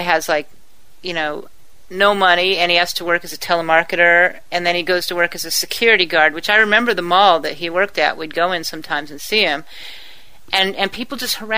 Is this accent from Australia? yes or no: no; El Toro, California, United States; where I was at, El Toro, oh, my God, that was, like, rich.